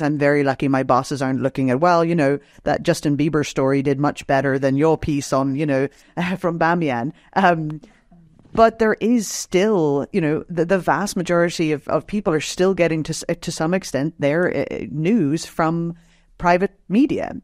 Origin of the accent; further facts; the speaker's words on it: Northern Ireland, United Kingdom; moved away; I grew up in Northern Ireland, um, during the conflict there